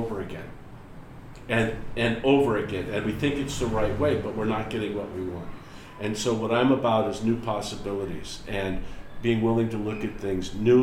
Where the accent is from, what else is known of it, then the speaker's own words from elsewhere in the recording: United States; the way that I was raised in America